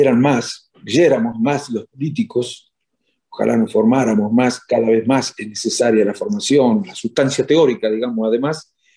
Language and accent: Spanish; Chascomús, Buenos Aires Province, Argentina; moved away as an adult; now in Spain; en mi pueblo hasta el 2011